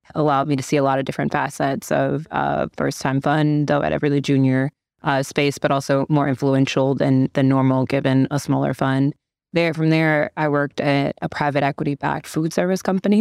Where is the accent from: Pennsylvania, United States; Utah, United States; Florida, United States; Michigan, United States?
Michigan, United States; Detroit; moved away as an adult; now in Chicago, United States; born and raised in Detroit